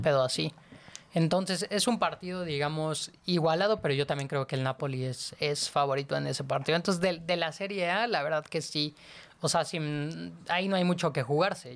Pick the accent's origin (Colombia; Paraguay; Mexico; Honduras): Mexico; Mexico City; nosotros somos de la Ciudad de México